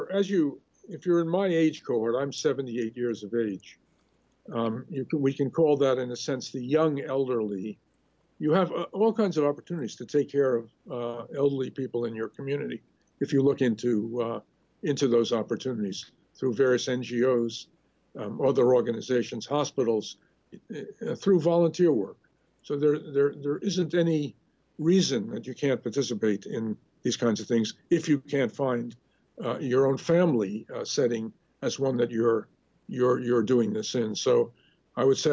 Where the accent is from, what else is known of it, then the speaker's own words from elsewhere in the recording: New York City, New York, United States; I grew up in Crown Heights.